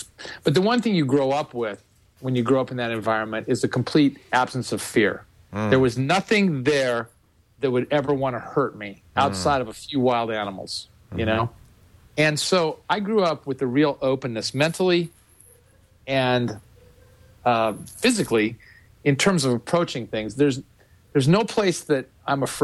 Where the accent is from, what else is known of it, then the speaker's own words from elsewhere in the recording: Western Nebraska, United States; moved away; when you grow up in a place like Western Nebraska, it's a different existence